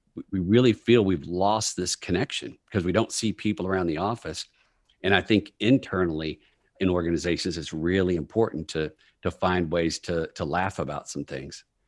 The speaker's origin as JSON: {"language": "English", "region": "Texas", "country": "United States", "also_born_or_lived": "New York", "moved": "as an adult", "said": "I'm from Texas. I moved up to New York after business school"}